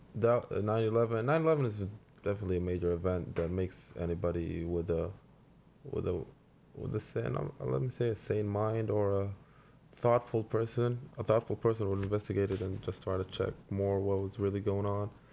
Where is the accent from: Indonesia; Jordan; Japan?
Jordan; moved away; I grew up in Jordan